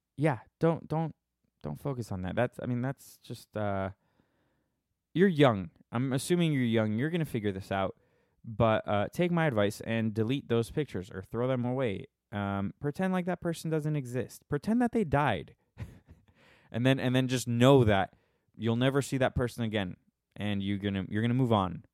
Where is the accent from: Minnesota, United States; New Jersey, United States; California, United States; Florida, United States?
Minnesota, United States; I'm from Minnesota.